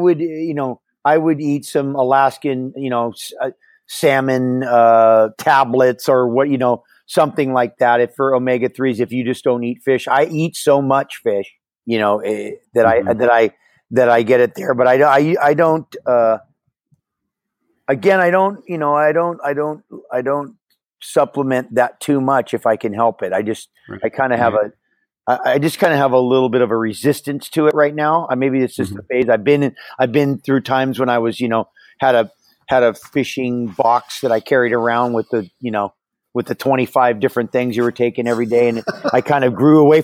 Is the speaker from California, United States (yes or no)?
no; Hawaii, United States; growing up in Hawaii